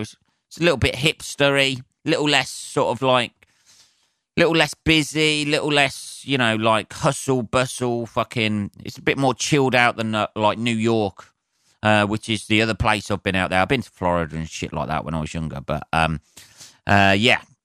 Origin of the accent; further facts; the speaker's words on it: United Kingdom; I'm a Brit